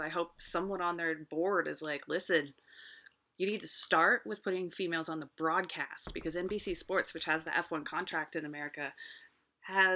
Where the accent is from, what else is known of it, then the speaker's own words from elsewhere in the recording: California, United States; I'm from California.